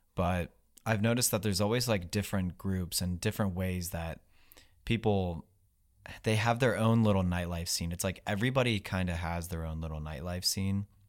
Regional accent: West Virginia, United States; I grew up in West Virginia

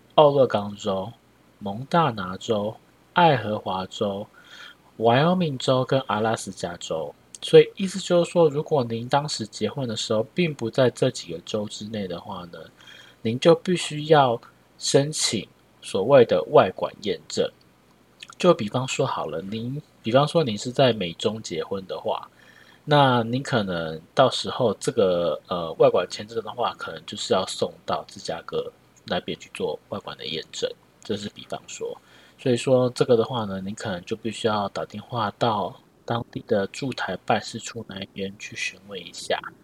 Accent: Taiwan; 我们是台湾人

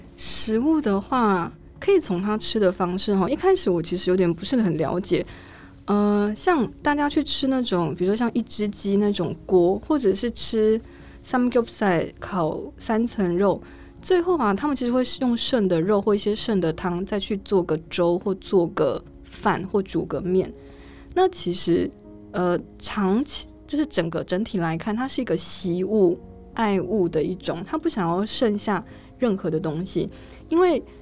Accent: Taiwan; first language Chinese; moved away; also born or lived in South Korea; 比如说我们台湾人形容东西很好吃，会有什么样的形容词，或是什么样的表现？

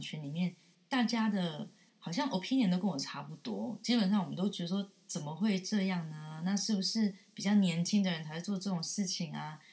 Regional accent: Tainan, Taiwan; 我是台南人，今年三十九岁

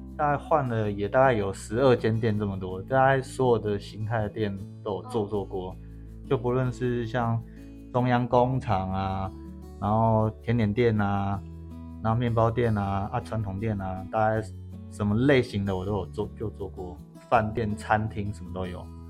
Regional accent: Sanchong, New Taipei, Taiwan; also born or lived in Xinzhuang; 我从小是在三重长大，可是很靠近新庄，所以我国高中都是念恒义中学

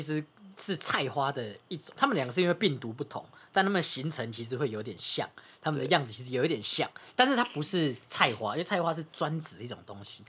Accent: Taiwan; 因为我也是台湾人啊

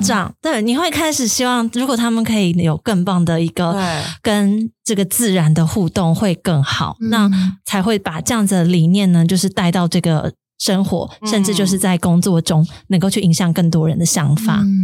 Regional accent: Kaohsiung, Taiwan; moved away; 我自己是高雄人

